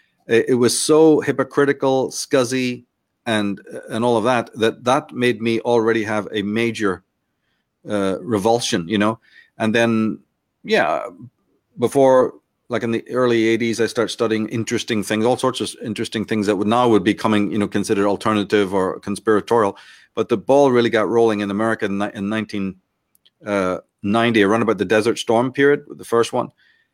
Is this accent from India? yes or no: no; Ireland; also born or lived in London / Belfast; now in United States; I'm Irish. We grew up in London and Belfast and in Ireland in general before I left to the States.